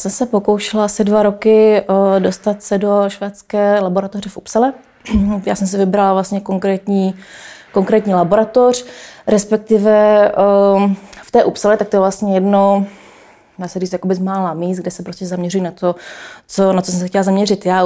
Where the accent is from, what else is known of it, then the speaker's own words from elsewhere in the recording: Canada; born there; jsem se narodila v Kanadě, tak já jsem jak Češka, tak Kanaděnka